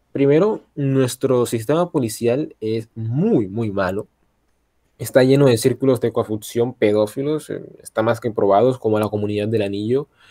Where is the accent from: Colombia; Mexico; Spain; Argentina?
Colombia; yo soy el único colombiano de esta madre